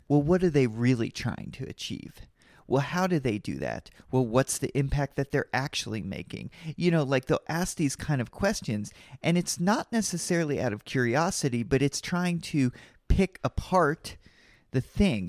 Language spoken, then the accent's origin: English; Kentucky, United States; I'm from Kentucky and I love Kentucky